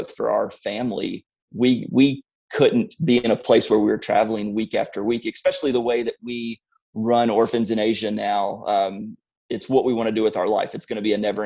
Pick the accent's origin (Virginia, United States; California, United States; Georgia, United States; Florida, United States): Virginia, United States; Blacksburg; I grew up in Blacksburg. We're still close by that area